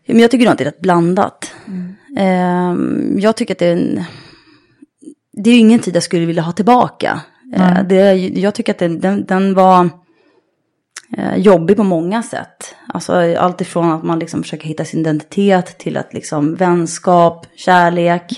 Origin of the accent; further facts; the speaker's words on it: Sollentuna, Stockholm County, Sweden; norr om stan, eh, i Sollentuna är jag uppvuxen.